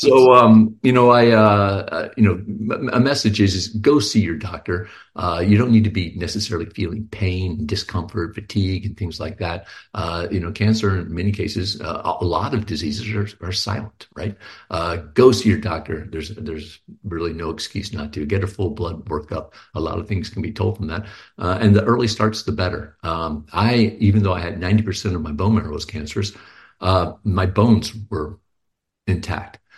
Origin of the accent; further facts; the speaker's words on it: Houston, Texas, United States; now in Pleasanton, United States; I'm a Texan too